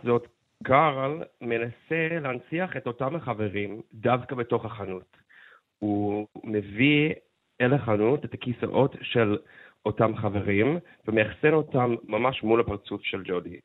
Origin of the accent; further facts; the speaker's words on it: Seattle, Washington, United States; now in Israel; אני גדלתי בסיאטל אה, בתור ילד הומו